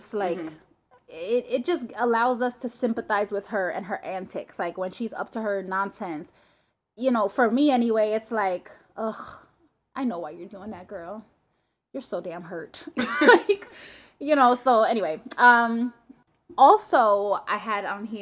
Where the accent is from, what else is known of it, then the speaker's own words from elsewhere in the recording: New Jersey, United States; We're from Jersey